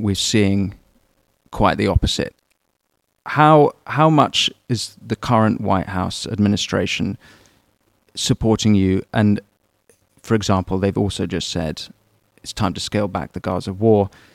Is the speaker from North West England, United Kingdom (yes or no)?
no; London, United Kingdom; as a Londoner like me